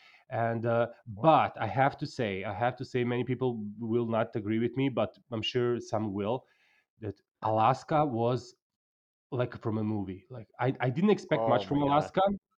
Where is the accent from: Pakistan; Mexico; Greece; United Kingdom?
Mexico; And then I'm from Mexico.